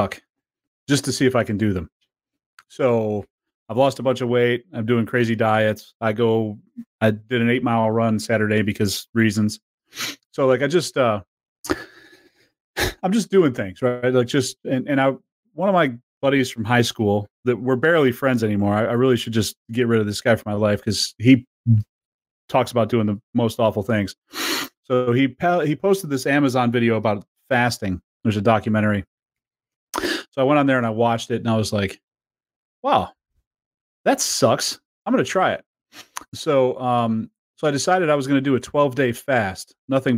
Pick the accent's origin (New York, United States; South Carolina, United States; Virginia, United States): New York, United States; upstate; born or raised there; moved away